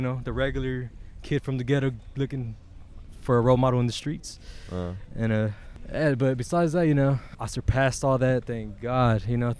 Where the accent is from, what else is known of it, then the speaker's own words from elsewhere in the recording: Carson, California, United States; also born or lived in Torrance / Hawthorne; I was born in Torrance Memorial. Okay. My childhood was all through Carson. Then moved to Hawthorne.